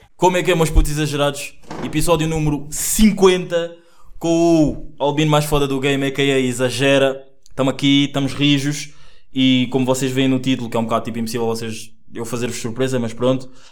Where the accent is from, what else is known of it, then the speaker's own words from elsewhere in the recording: Angola; now in Portugal; eu nasci em Angola, tenho 21 anos, estudo jornalismo na lusófona